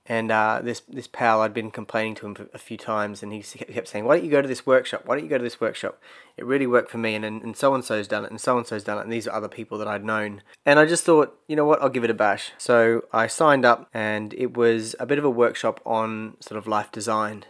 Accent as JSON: {"language": "English", "country": "Australia", "tie": "born or raised there", "also_born_or_lived": "Brisbane", "moved": "as an adult", "said": "growing up in Australia"}